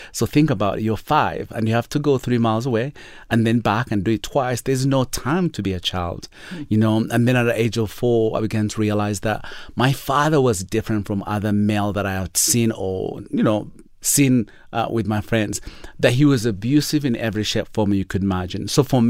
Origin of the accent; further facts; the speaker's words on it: Uganda; born there; So I was born in Uganda, in a world where it's hard to explain to most of our listeners.